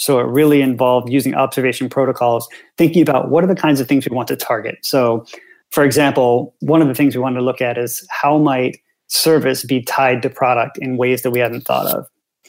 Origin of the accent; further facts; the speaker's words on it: United States; which I'd never thought about because obviously I'm American